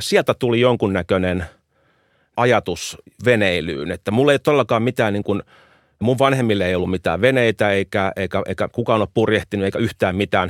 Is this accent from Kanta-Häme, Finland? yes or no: no; Helsinki, Uusimaa, Finland; Suomi on mun kotimaa, Itämeri on mun kotimeri. Et mä oon koko elämän asunut meren rannalla Helsingissä.